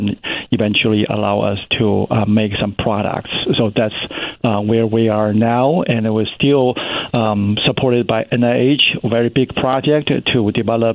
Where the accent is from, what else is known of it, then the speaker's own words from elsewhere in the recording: China; moved away as an adult; also born or lived in Cincinnati, United States / New York City, United States; now in Georgia, United States; I was grew up in China, and I went to college in China, get my bachelor degree.